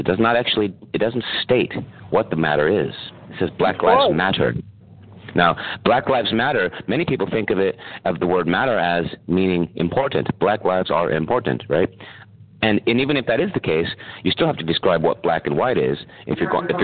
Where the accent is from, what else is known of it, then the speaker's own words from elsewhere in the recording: San Francisco, California, United States; I'm from San Francisco